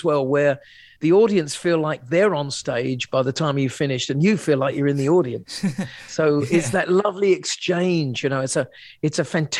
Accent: Sussex, South East England, United Kingdom; moved away; I come from Sussex, you know, originally Shoreham-by-Sea, a town in between the two, those two cities.

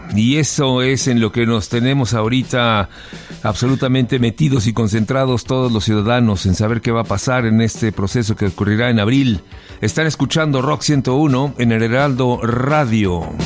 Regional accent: Mexico; yo soy mexicano de hueso colorado y amo a mi país

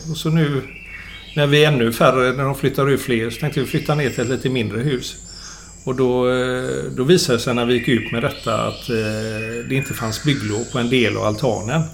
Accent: Gothenburg, Västra Götaland, Sweden; jag är göteborgare och har bott här hela mitt liv.

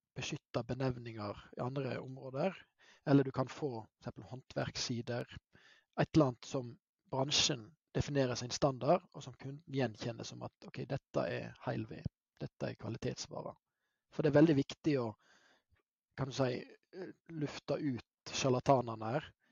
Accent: Hardanger, Vestland, Norway; also born or lived in Bergen; jeg hadde et kraftig anker hjemme i Hardanger

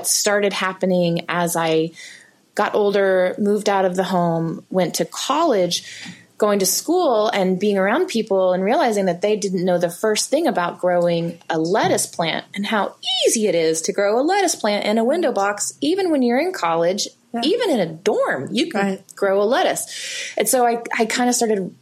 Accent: South Alabama, United States; moved away; also born or lived in Eugene; I grew up in South Alabama, right close to the coast.

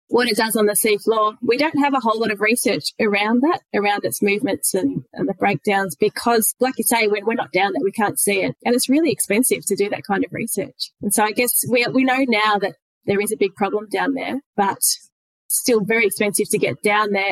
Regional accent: country Victoria, Australia; moved away as an adult; now in Kettering, Australia; I grew up and spent most of my life actually in country Victoria, in a little town of only a couple of thousand people. Uh, it's called Murray North.

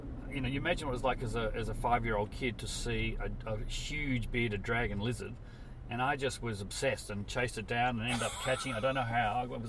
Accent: Elizabeth, South Australia, Australia; also born or lived in Scotland; now in Melbourne, Australia; No, I was born in Scotland. A lot of it came out on the £10 ticket, and it came out to and moved directly into Boil on the Arsehole of the Earth by the name of Elizabeth.

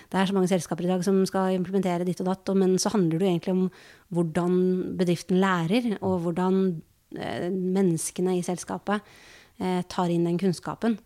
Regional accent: Norway; vi som nordmenn

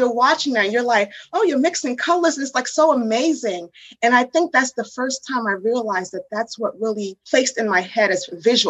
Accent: Washington, United States; also born or lived in New York / Haiti; she moved us to Washington, D.C. area

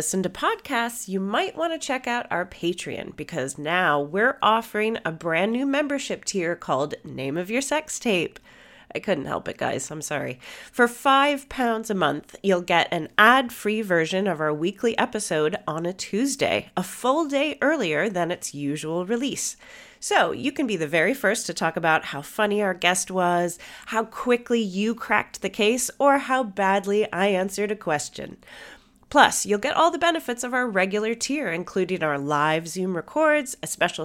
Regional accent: United States; I'm the only Yank

